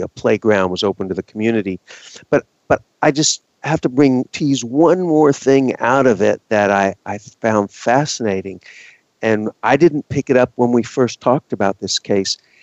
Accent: Texas, United States; I am from Texas

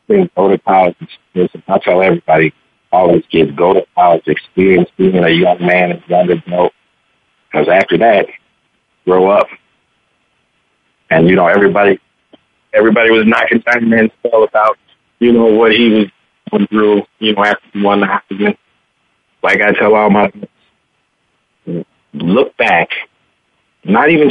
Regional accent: Chicago, Illinois, United States; also born or lived in El Dorado, Kansas / Wyoming; we get the four seasons, you know, in Chicago.

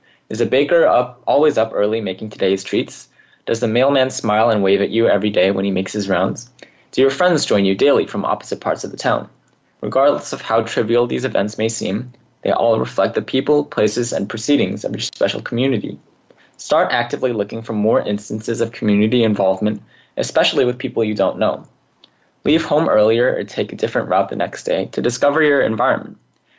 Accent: California, United States; I, on the other hand, was born and raised in California's Central Valley. What I enjoyed the most as a kid living in a rural town was the openness.

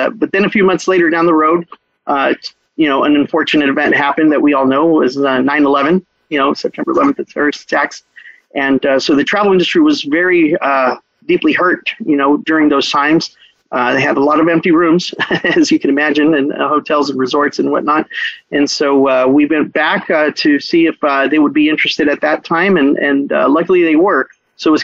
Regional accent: Brownsville, Texas, United States; moved away; also born or lived in Cancun, Mexico; I'm the only one that was born here in Brownsville. Grew up in Brownsville, Texas, which is on the tip of Texas there

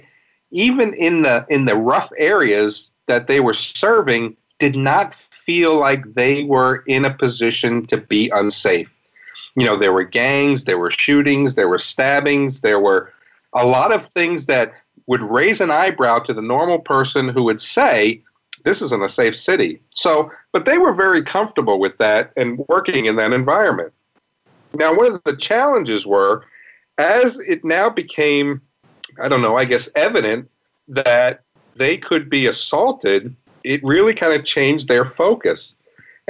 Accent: New York City, New York, United States; also born or lived in Fort Worth, Texas; now in St. Louis, United States; I grew up in New York City

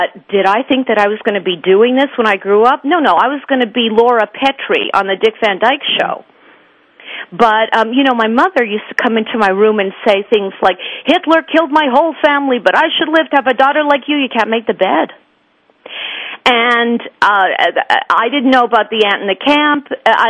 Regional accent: Montreal, Quebec, Canada; when I was growing up in Montreal

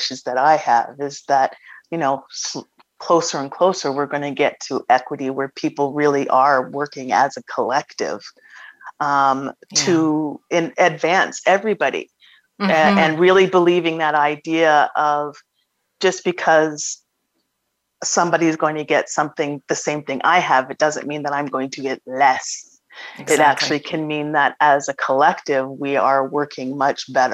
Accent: Toronto, Ontario, Canada; I was born in Toronto, and my family's from Nova Scotia

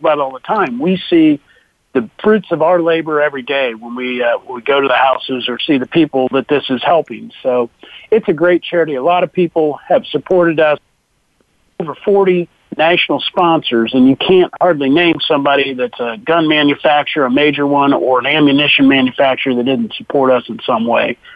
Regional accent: Ohio, United States; also born or lived in Wyoming; born and raised in Ohio, spent a couple years in Wyoming, but uh, work out of my home here in southern Ohio.

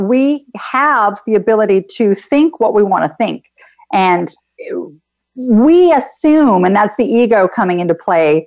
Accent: Canada; I'm actually Canadian, and I too have traveled outside of Canada to many places. My family is originally Greek

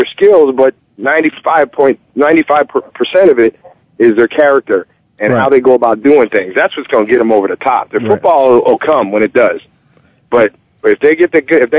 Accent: Allentown, Pennsylvania, United States; I grew up in Allentown.

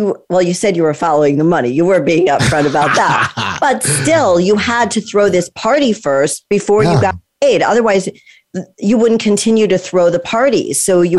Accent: Connecticut, United States; I grew up in Connecticut. And so it's the same thing, you know, kind of small town. It's not LA. It's not Miami. It's not New York. I mean, I'm really close to New York.

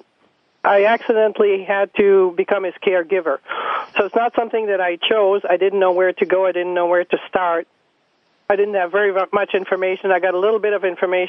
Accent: Canada; moved away as an adult; now in Mapleton, United States; I was born in Canada. I'm French-Canadian, and I came into the United States in 1977 or 78

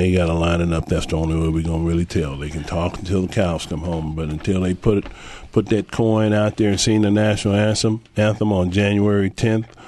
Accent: Pac-10, West Coast, United States; born and raised in the Pac-10, watching the West Coast football

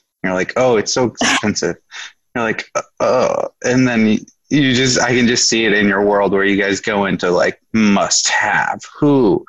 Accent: Midwest, United States; growing up in the Midwest, it was a struggle to create money

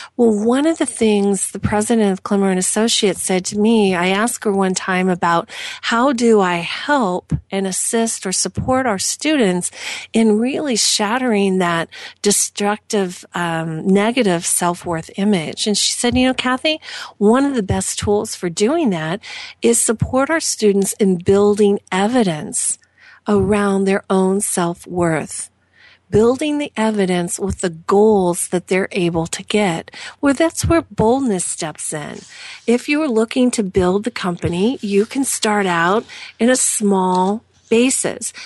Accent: Southern Indiana, United States; I am from Southern Indiana

